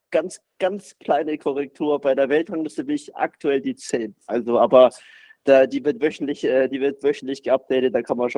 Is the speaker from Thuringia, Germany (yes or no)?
no; Baden-Württemberg, Germany; ich würde mich schon selber auch als Schwabe identifizieren.